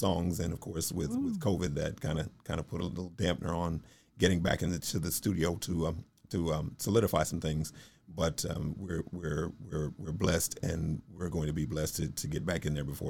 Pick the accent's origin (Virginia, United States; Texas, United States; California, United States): Texas, United States; Shiner; moved away; also born or lived in San Antonio, Texas / Bastrop, Texas; I grew up in Shiner, Texas